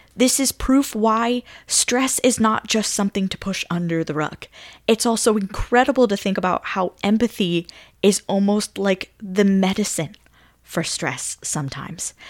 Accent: Kansas, United States; I'm from Kansas

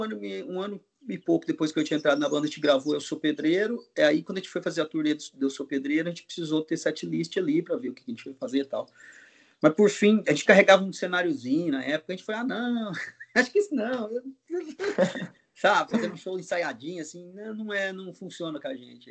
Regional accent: Goiás, Brazil; also born or lived in Mato Grosso; now in São Paulo, Brazil; vou voltar para Goiás, para Mato Grosso. Sou de Goiás, eu vou para Mato Grosso, meu pai, meus pais estão lá.

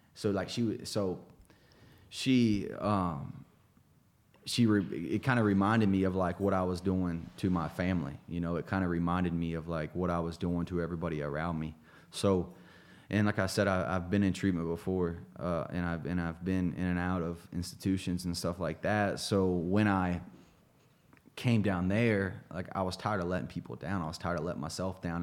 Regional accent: Greenfield, Ohio, United States; moved away; a little town outside of Chillicothe, Ohio, outside of Dayton, called Greenfield, Ohio.

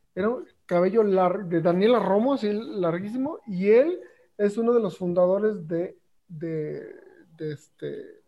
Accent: Mexico; escuchamos los mexicanos

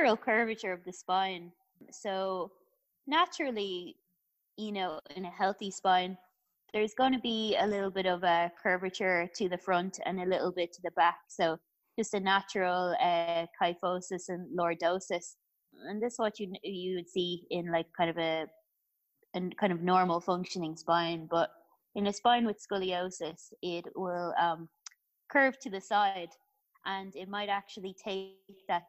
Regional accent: Ireland; I'm from Ireland

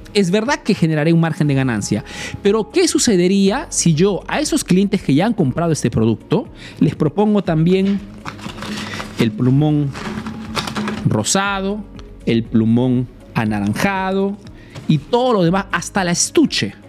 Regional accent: Peru; now in Italy

